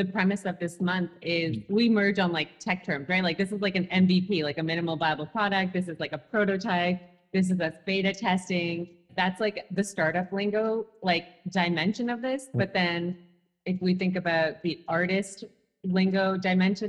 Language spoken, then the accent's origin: English; Toronto, Ontario, Canada; growing up in Toronto